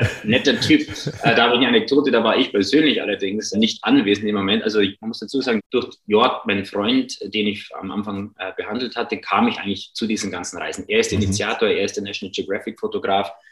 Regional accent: Regensburg, Bavaria, Germany; moved away; also born or lived in Ingolstadt; ich komme ursprünglich aus Regensburg

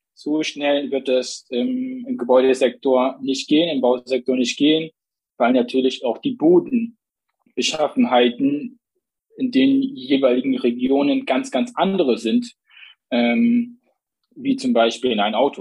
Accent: Plauen, Saxony, Germany; moved away as an adult; also born or lived in Zakho, Iraq; now in Dresden, Germany; bin geboren in Sacho im Nordirak, liegt an der türkischen Grenze. Aufgewachsen im schönen Plauen

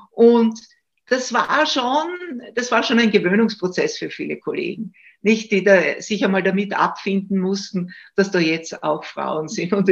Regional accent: Styria, Austria; Ich komme aus der Steiermark, ich lebe ja in Graz und habe auch in Graz studiert.

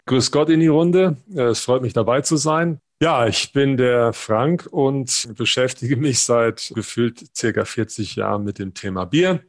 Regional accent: Siegerland, North Rhine-Westphalia, Germany; moved away as an adult; also born or lived in Mannheim / Hannover / Halmstad, Sweden; now in Augsburg, Germany; Ich bin Original-Siegerländer

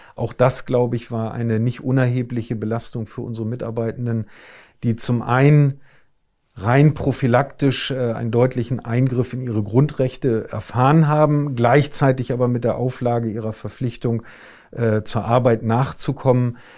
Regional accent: Hamburg, Germany; ich bin, äh, ein Hamburger Jung

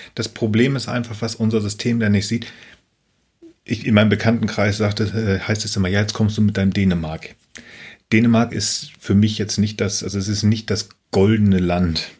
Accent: Buxtehude, Lower Saxony, Germany; in meinem Heimatort. Ich komme aus einem Kaff, das heißt Buxtehude

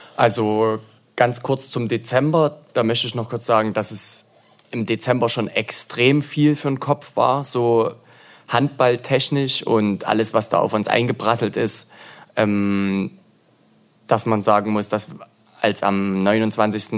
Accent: Zwickau, Saxony, Germany; moved away as an adult; also born or lived in Leipzig; now in Aue, Germany; Bin ursprünglich aus Zwickau, dort auch geboren.

